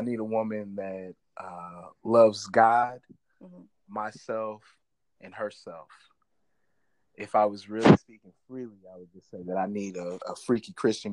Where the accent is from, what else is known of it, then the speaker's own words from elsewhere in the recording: northern Missouri, United States; also born or lived in St. Louis, Missouri; I'm from Missouri, right? Like, I was born in St. Louis, and I grew up in the northern part of the state